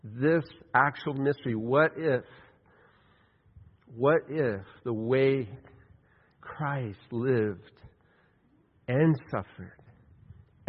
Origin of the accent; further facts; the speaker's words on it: West Texas, United States; I grew up in West Texas